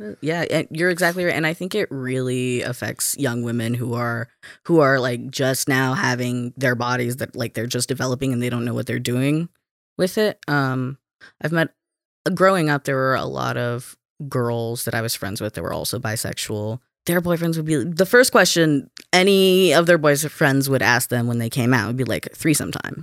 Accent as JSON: {"language": "English", "region": "Alabama", "country": "United States", "tie": "born or raised there", "also_born_or_lived": "Kansas", "moved": "as an adult", "lives_now": "Minnesota, United States", "said": "I was born in Kansas, um, but I grew up in Alabama."}